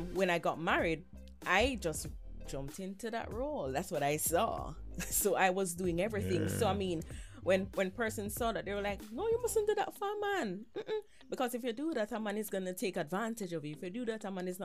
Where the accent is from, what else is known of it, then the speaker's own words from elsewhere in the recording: Nigeria; also born or lived in Jamaica; I'm Nigerian